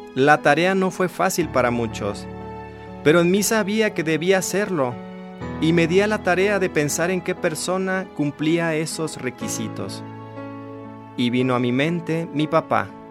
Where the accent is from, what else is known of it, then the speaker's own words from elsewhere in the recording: Lázaro Cárdenas, Michoacán, Mexico; also born or lived in Morelia, Michoacán; salí del lugar donde nací, de Ciudad Lázaro Cárdenas, Michoacán